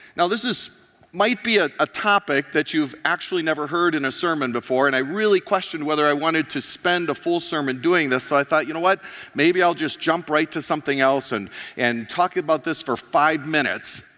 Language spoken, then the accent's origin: English; United States; moved away; I'm an American